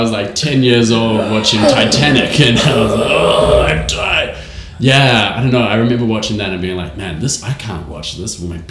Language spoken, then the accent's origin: English; New Zealand; accent: New Zealand; my New Zealand accent's very funny.